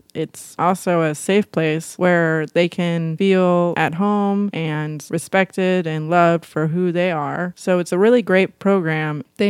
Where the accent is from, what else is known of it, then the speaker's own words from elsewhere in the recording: St. Louis, Missouri, United States; Yo, yo, I'm from St. Louis. … We're in my apartment in the studio.